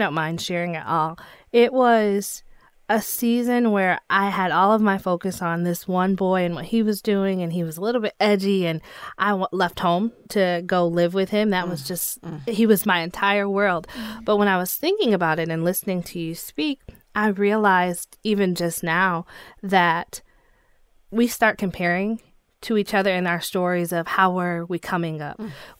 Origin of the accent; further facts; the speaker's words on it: Grand Rapids, Michigan, United States; No, I'm from Grand Rapids, Michigan. I was born and raised here. I had a single mom, played volleyball, basketball, cheerleader, did dance all of my life.